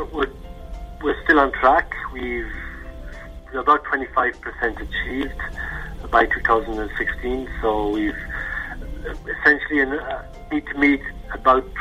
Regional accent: Ireland; moved away as an adult; now in Switzerland; I'm Irish. I'm working for Nestle for the last 8 years in the headquarters in Switzerland

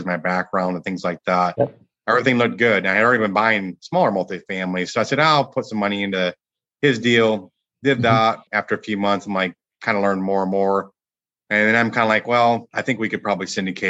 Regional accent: Michigan, United States; moved away as an adult; now in Dallas, United States; I grew up in Michigan

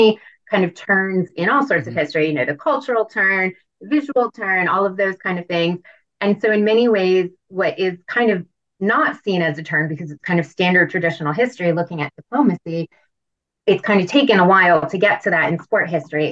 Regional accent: United States; I'm an American

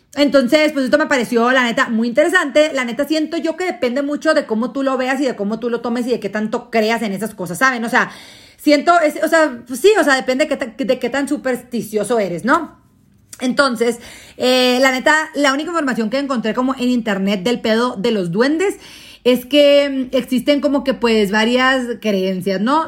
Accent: Mexico; somos nosotros los mexicanos

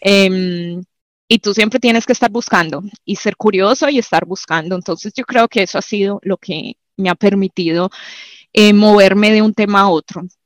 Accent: Medellín, Antioquia, Colombia; moved away; yo nací en Manrique, era uno de los barrios más peligrosos en Medellín en su época

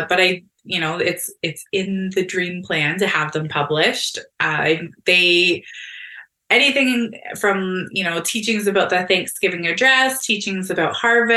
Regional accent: Fort Erie, Ontario, Canada; moved away; I grew up here. I grew up in Fort Erie

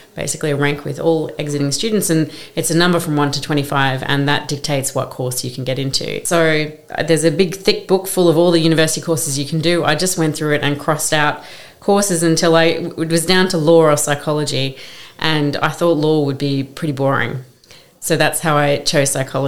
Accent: Brisbane, Queensland, Australia; moved away as an adult; now in London, United Kingdom; I grew up in Brisbane, Queensland, which is a city halfway up the east coast of Australia, so very far from London, where I live

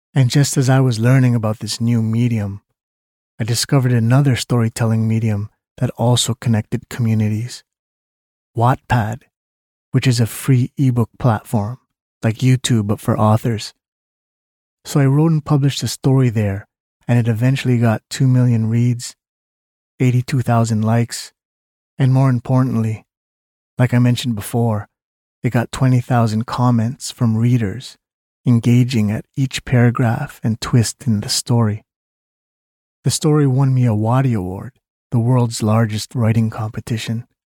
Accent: Canada; I was born in Canada to Filipino parents

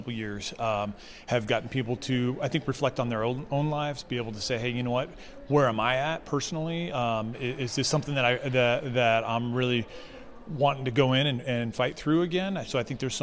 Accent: Arizona, United States; moved away as an adult; also born or lived in Seattle, Washington / California; now in Idaho, United States; I was born and raised in Arizona.

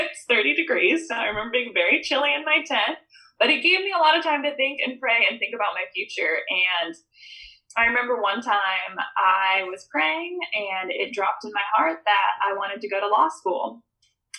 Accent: Midwest, United States; growing up in the Midwest

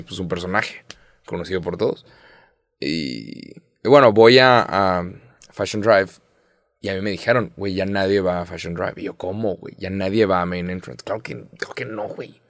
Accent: Mexico; 30 años siendo mexicano

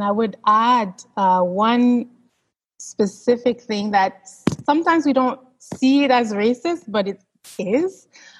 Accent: Canada; also born or lived in Haiti; I was born in Haiti, but I came here, I was 9 months old, right? So, I mean, to assume that I'm from another country, well, I was born in another country, yes, but I spent 43 years here in Canada. And so to me, like, I'm Canadian, right?

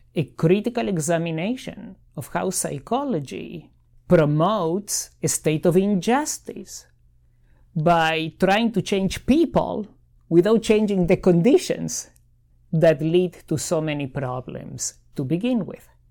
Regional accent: Argentina; now in Miami, United States; I grew up in Argentina.

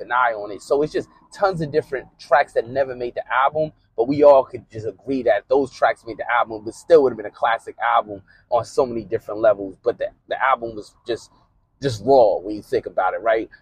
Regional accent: Northeast, United States; growing up in the Northeast

